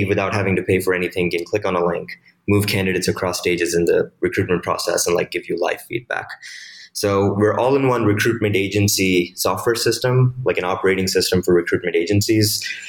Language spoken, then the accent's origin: English; Mumbai, Maharashtra, India; I was born in Mumbai in India. Dad was in the Indian Army in the anti-terrorist squad. So growing up, we lived pretty close to the border a lot.